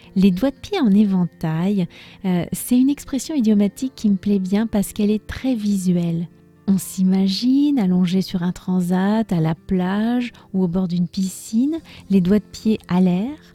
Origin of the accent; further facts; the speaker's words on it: France; je suis française